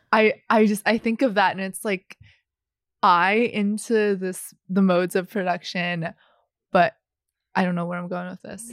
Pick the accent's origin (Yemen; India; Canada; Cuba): Canada; Vancouver, British Columbia; also born or lived in Guangzhou, China; I was born in Guangzhou, China, and immigrated to Vancouver when I was four